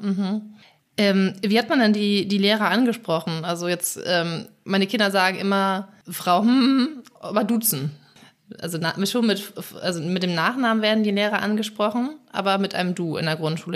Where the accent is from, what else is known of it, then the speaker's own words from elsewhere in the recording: Schleswig-Holstein, Germany; ich komme aus Schleswig-Holstein, in Schleswig-Holstein würde man sagen Pleach